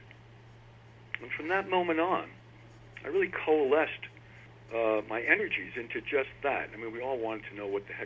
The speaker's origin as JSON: {"language": "English", "town": "New York City", "region": "New York", "country": "United States", "tie": "born or raised there", "also_born_or_lived": "Vermont / Philadelphia / California", "moved": "as an adult", "said": "I grew up in New York City. I grew up in a small island called Manhattan"}